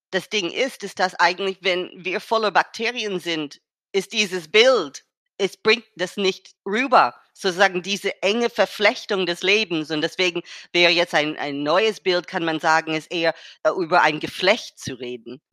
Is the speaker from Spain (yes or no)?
no; United States; German is a second language; moved away; aus Amerika, wo ich herkomme